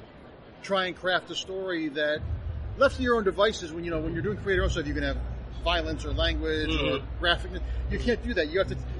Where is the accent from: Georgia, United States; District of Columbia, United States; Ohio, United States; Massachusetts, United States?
Ohio, United States; Cleveland; I grew up outside of Cleveland, Ohio